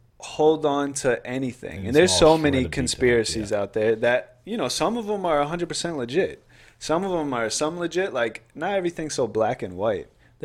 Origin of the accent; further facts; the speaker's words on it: North Carolina, United States; We're from North Carolina.